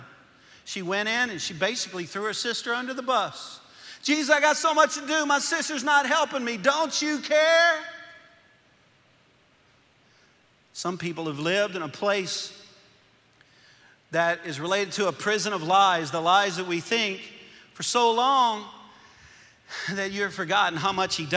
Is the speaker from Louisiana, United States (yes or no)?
yes; Louisiana, United States; accent: Cajun; moved away as an adult; now in Arkansas, United States; I'm from Louisiana. I'm a Cajun